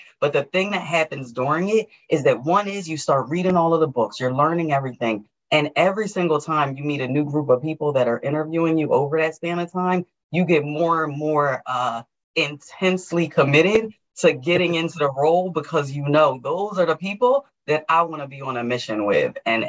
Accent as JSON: {"language": "English", "region": "New Jersey", "country": "United States", "moved": "yes", "said": "I came from New Jersey. I now am in Georgia and started working in FranklinCovey here."}